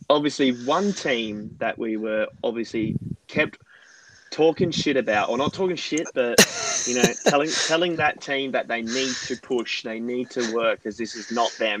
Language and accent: English; Perth, Western Australia, Australia; we're in from Perth